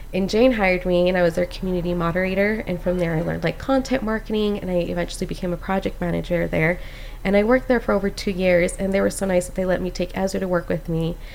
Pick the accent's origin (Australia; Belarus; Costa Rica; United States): Costa Rica; And I'm Hispanic, I'm from Costa Rica, so it was very beautiful.